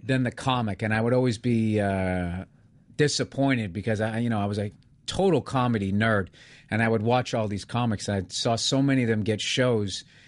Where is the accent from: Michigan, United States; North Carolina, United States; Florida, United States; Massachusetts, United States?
Massachusetts, United States; suburbs of Boston; moved away; I'm from the safe suburbs of Boston